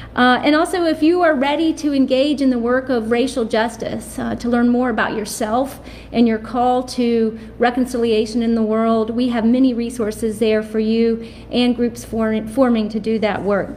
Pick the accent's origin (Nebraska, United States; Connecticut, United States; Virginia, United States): Virginia, United States; Salem; now in Charlotte, United States; which is in my hometown of Salem, Virginia